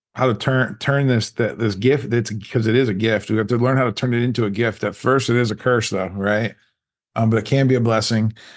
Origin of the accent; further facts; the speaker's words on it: Canton, Ohio, United States; I grew up in, uh, Canton, Ohio